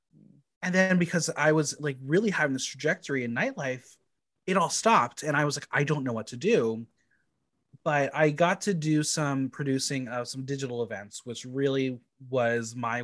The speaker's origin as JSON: {"language": "English", "town": "Mahwah", "region": "New Jersey", "country": "United States", "tie": "born or raised there", "also_born_or_lived": "Boston / New York", "said": "I was basically raised in a town called Mawa"}